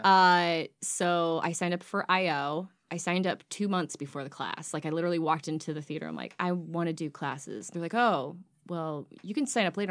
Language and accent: English; Washington Township, Michigan, United States; also born or lived in Chicago; I'm from Washington Township